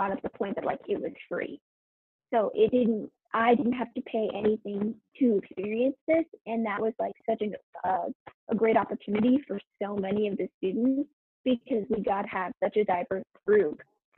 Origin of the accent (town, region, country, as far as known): Josephine County, Oregon, United States